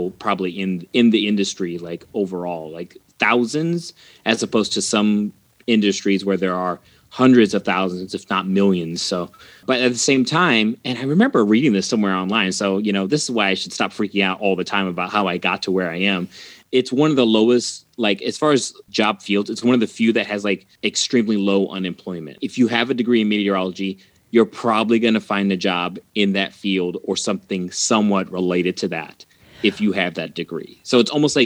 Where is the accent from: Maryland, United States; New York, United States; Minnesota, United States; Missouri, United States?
Missouri, United States; St. Louis; moved away as an adult; also born or lived in Grand Junction, Colorado; now in New Zealand; I was fortunate that there was one in my hometown. So I got to stay home in St. Louis after high school and get my degree